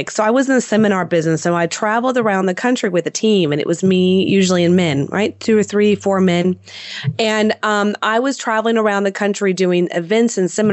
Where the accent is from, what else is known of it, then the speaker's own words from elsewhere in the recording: Houston, Texas, United States; born and raised in Houston, Texas